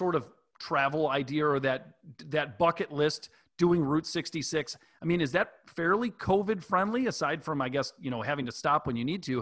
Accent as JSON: {"language": "English", "region": "Wisconsin", "country": "United States", "tie": "born or raised there", "moved": "yes", "lives_now": "Springfield, United States", "said": "I grew up in Wisconsin"}